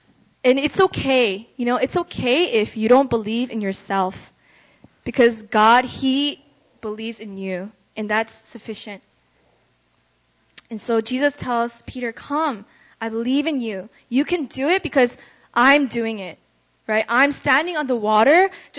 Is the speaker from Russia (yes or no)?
yes; Russia; so growing up in Russia, I had a lot of friends that came in and out of my life